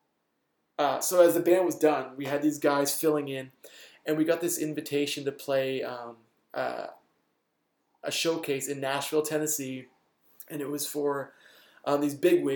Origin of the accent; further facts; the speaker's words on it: Canada; we're from Canada